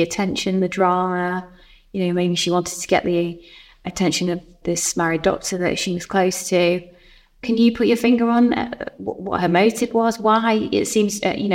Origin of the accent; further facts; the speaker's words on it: Chester, North West England, United Kingdom; I'm from Chester. There'll be lots of parents like myself from Chester